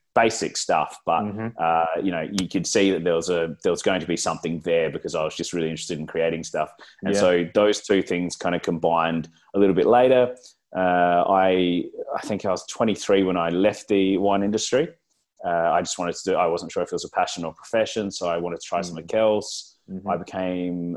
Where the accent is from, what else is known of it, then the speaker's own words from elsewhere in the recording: South Australia, Australia; now in Melbourne, Australia; I was born in South Australia